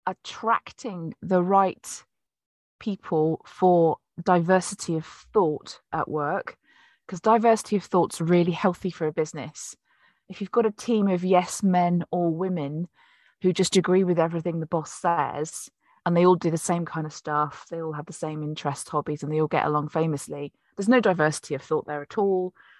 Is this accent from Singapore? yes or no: no; Plymouth, South West England, United Kingdom; born there; well, I was born in 1973 in Plymouth.